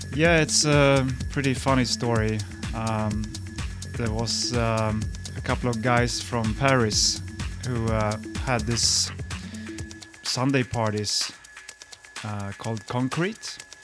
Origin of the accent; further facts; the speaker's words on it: Stockholm, Stockholm County, Sweden; my hometown, Stockholm.